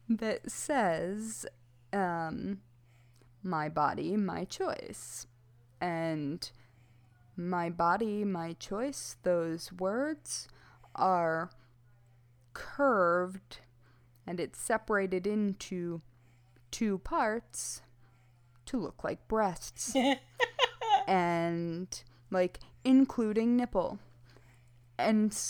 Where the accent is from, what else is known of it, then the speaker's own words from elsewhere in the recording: Michigan, United States; moved away; also born or lived in Brooklyn, New York; I grew up in Michigan, and that was only driving everywhere